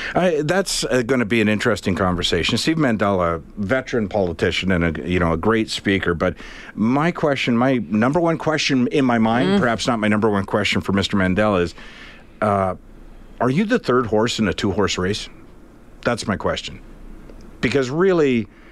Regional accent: Canada; we're Canadian

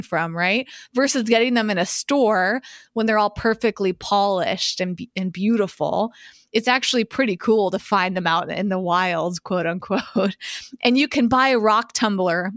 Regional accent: Massachusetts, United States; When I was growing up in Massachusetts

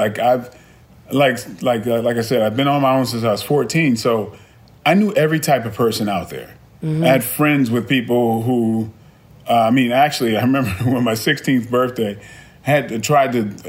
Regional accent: Brooklyn, New York, United States; I mean, I grew up in a tough environment. I was originally from Brooklyn.

